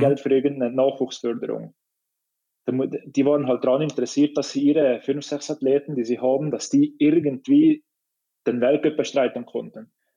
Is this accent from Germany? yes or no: no; Switzerland; für mich jetzt als Schweizer